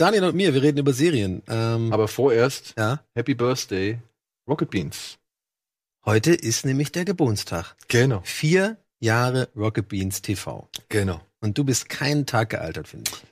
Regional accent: Dublin, Leinster, Ireland; moved away; Ich bin ja in Dublin aufgewachsen

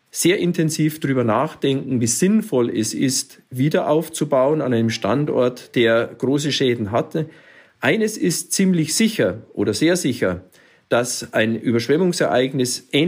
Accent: Munich, Bavaria, Germany; Ich sehe da hier in, in Bayern, ich komme ja hier aus München

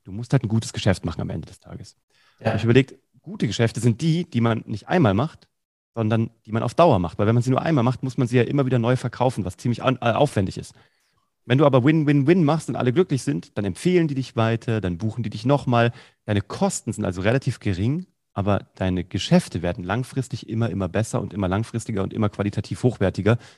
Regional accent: Vellmar, Hesse, Germany; in so einem Jugendprojekt in Kassel, wo ich herkomme, eigentlich in Fellmer, in der Stadt Fellmer.

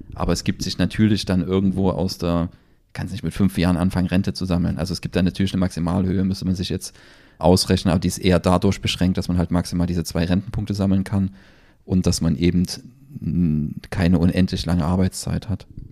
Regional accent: Germany; bei uns in Deutschland

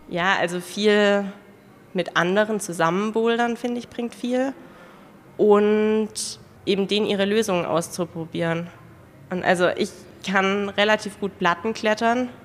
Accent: Ravensburg, Baden-Württemberg, Germany; Ich komme aus Ravensburg

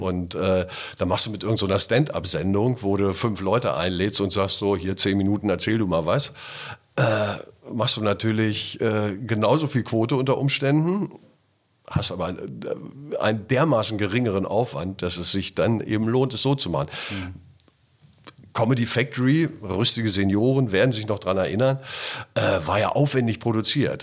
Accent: Göttingen, Lower Saxony, Germany; moved away as an adult; now in Hamburg, Germany; Ich bin ja groß geworden in Göttingen

